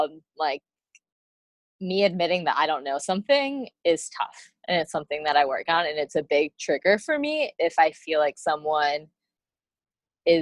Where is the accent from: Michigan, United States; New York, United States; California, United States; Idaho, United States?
Michigan, United States; moved away; I grew up in Michigan